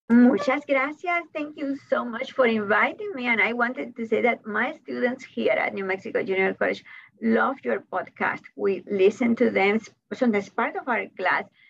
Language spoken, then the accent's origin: English; Havana, Cuba; first language Spanish; English is a second language; moved away as an adult; now in United States; I was born in Havana, Cuba, and I think that being Cuban informs all my writing